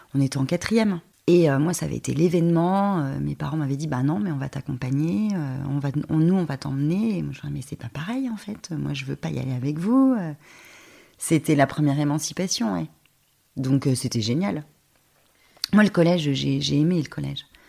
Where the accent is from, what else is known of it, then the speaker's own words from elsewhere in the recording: near Dijon, Bourgogne-Franche-Comté, France; J'ai passé toute mon enfance à ruffet les échirés c'est un petit village à côté de Dijon.